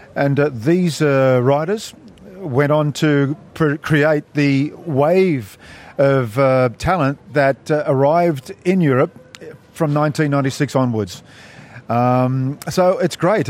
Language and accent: English; Australia; we are Australians